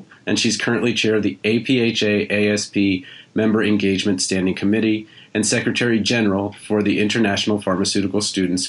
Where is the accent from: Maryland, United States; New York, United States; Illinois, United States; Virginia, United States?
Maryland, United States; I went to school in my home state, and I went to the public college, University of Maryland in Maryland